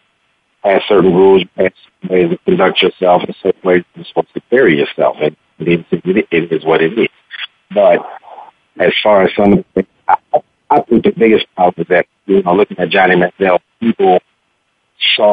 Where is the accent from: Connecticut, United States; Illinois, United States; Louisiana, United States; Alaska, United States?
Illinois, United States; Chicago; also born or lived in El Dorado, Kansas / Wyoming; we get the four seasons, you know, in Chicago.